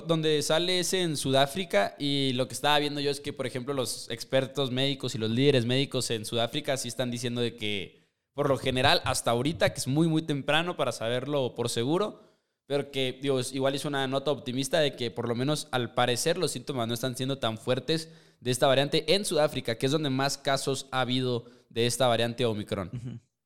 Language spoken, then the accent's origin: Spanish; Chihuahua, Mexico; somos de Chihuahua, entonces estamos cerca de la frontera